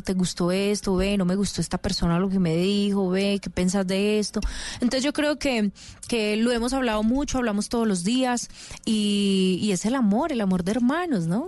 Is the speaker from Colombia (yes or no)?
yes; Paisa, Antioquia, Colombia; yo soy muy paisa